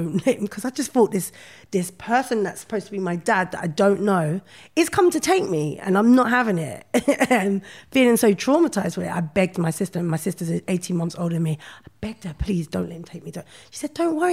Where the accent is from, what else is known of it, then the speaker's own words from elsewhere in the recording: London, United Kingdom; I grew up in Brixton